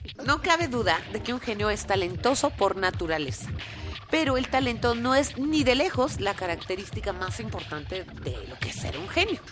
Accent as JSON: {"language": "Spanish", "country": "Mexico", "said": "somos tantos mexicanos"}